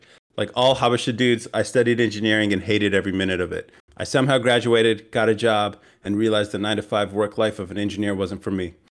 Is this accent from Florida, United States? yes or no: no; California, United States; now in Texas, United States; I'm also a bit of a nomad. Born and raised in California, moved to Texas, and over the next few years, will travel to explore the country and possibly the rest of the world